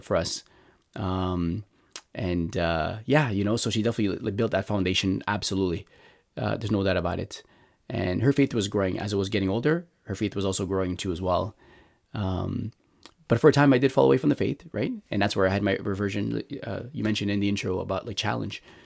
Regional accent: Montreal, Quebec, Canada; I grew up in Montreal

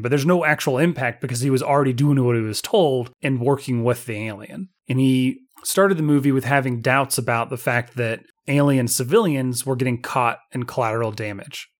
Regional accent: United States; I come from America

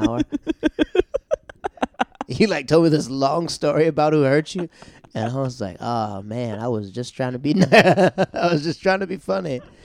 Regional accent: Tampa, Florida, United States; Tampa, Florida

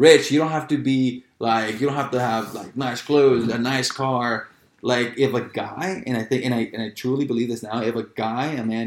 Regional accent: Los Angeles, California, United States; also born or lived in Chico, California; now in San Diego, United States; I grew up in Los Angeles, like South Central Los Angeles and Watts.

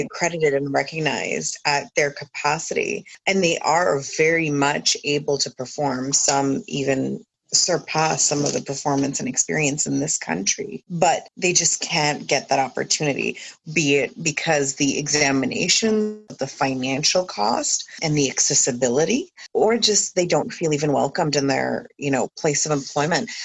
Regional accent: New Brunswick, Canada; born in this country, raised in this country for a huge portion of my raising

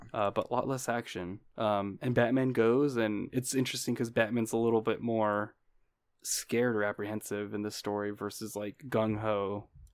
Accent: United States; being American

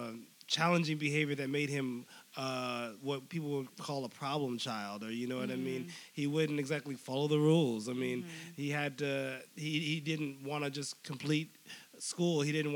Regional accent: San Mateo, California, United States; moved away as an adult; also born or lived in Stockton, California; now in Los Angeles, United States; San Mateo, California. It's a very small town that is a super suburb.

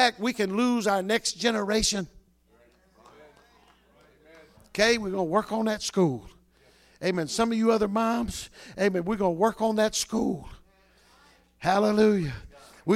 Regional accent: North Louisiana, United States; moved away; I came from the South many years ago

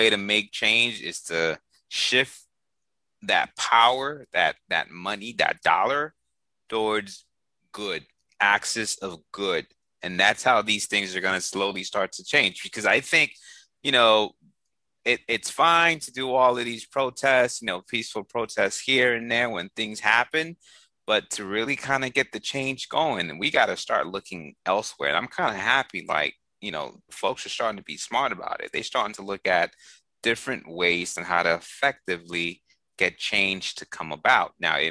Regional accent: Boston, Massachusetts, United States; the years that I was growing up in Boston

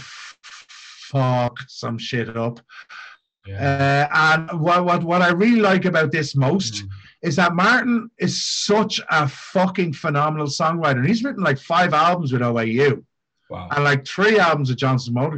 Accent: Dublin, Leinster, Ireland; now in Japan; when I grew up in Ireland

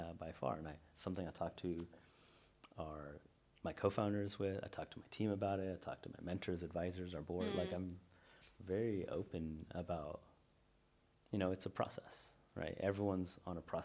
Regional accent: Northern California, United States; I'm from Northern California

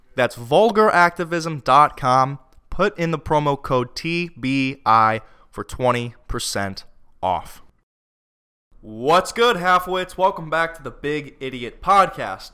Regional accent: Florida, United States; I'm from Florida

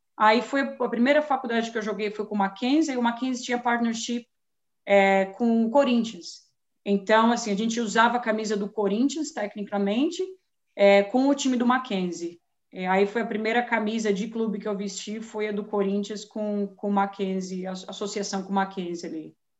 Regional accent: São Paulo, Brazil; now in United States; nascida e crescida em São Paulo, capital

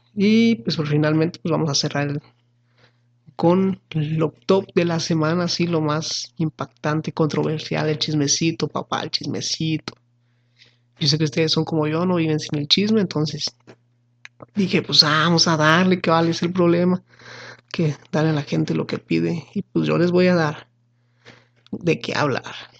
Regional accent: Mexico; como buenos mexicanos

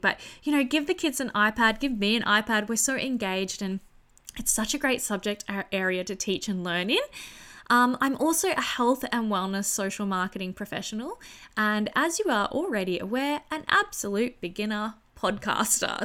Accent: country New South Wales, Australia; returning to my hometown in country New South Wales

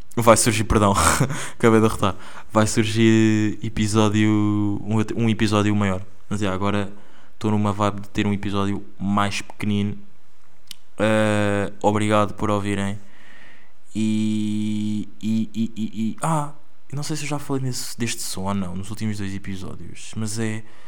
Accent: Angola; accent: Angolan; now in Porto, Portugal; é o meu sotaque angolano

